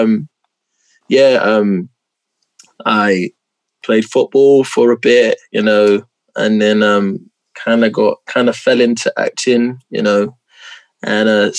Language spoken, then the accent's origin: English; London, United Kingdom; I'm from South London, Peckham, born and bred Southeast London